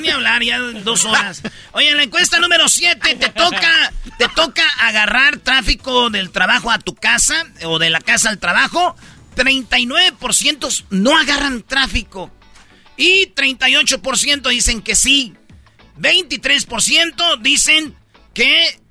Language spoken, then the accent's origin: Spanish; Jiquilpan, Michoacán, Mexico; los de mi pueblo, Jiquilpa